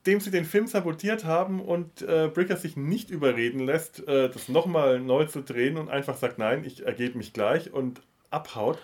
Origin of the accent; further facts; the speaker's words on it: Bavaria, Germany; meine Kindheit und Jugend in Bayern